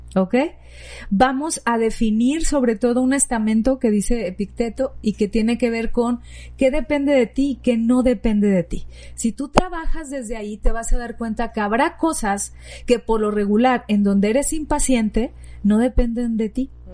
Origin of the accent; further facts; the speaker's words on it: Sinaloa, Mexico; moved away; yo soy de Sinaloa y babeaba por los mariscos